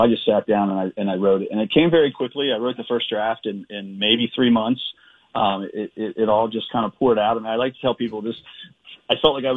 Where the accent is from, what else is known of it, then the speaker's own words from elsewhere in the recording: Edgewood, Maryland, United States; I grew up in this, you know, working class town named Edgewood